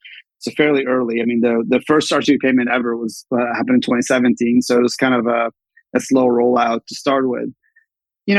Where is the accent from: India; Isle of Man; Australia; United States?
United States; Redmond, Washington; moved away as an adult; also born or lived in Bay Area; I grew up in Redmond, Washington, both my parents were Microsoft